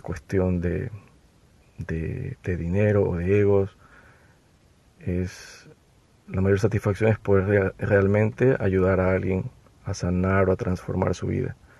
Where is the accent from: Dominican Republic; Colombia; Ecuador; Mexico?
Ecuador; yo soy de Ecuador